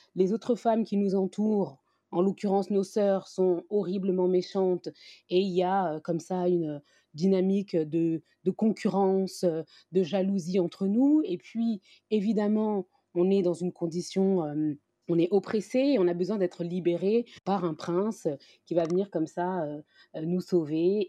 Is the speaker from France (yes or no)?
yes; France; moi, j'ai grandi, je suis née en France, j'ai évolué dans, cette société française